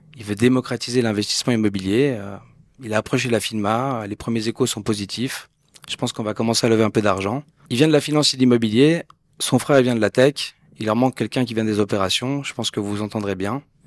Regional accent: Geneva, Switzerland; Je suis né, j'ai grandi à Genève.

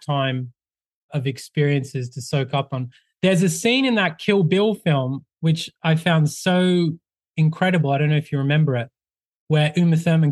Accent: Australia; I'm from Australia.

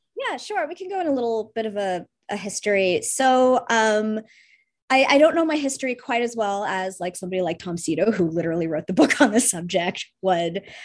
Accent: Russia; now in United States; I'm Russian, so I come from a slightly unique background

